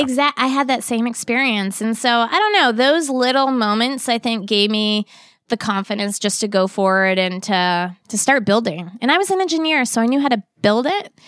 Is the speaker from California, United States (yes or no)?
no; Boston, Massachusetts, United States; moved away as an adult; also born or lived in Virginia; I grew up in the Boston area